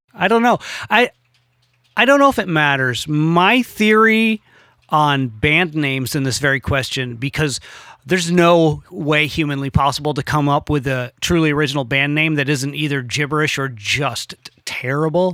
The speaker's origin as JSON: {"language": "English", "country": "United States"}